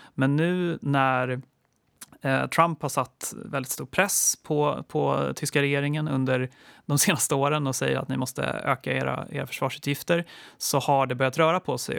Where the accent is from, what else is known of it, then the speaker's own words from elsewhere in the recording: Sweden; som svensk